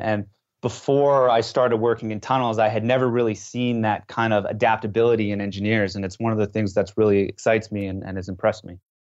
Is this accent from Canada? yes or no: yes; West Coast of Canada, Canada; moved away as an adult; now in France; I was from the English side on the West Coast, I was not fluent in French